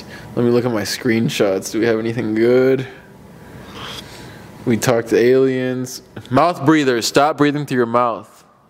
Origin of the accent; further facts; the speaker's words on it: Mexico City, Mexico; born there; I was born in Mexico City, and I'm proud of this.